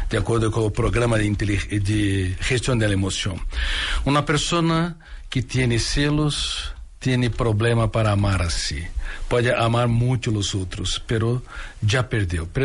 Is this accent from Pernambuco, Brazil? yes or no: no; Ribeirão Preto, São Paulo, Brazil; Ribeirão Preto, interior de Sao Paulo.